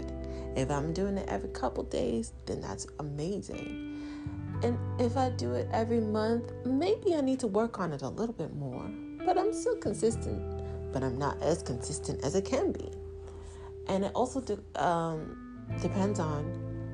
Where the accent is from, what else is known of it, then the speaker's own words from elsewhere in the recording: Toronto, Ontario, Canada; I'm an artist from Toronto, Canada